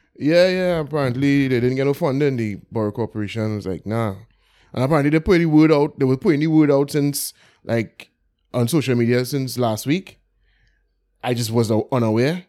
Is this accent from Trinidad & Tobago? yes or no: yes; Port of Spain, Trinidad & Tobago; I grew up in Belmont